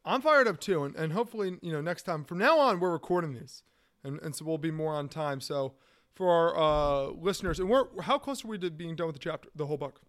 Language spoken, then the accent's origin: English; Washington, District of Columbia, United States; I'm from Washington, D C